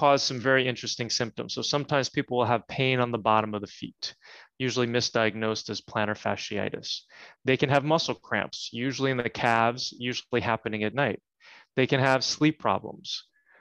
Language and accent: English; New Jersey, United States; I grew up in New Jersey.